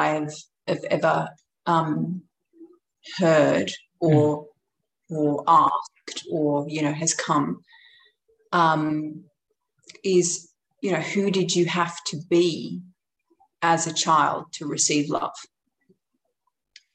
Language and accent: English; London, United Kingdom; I grew up in London and in East London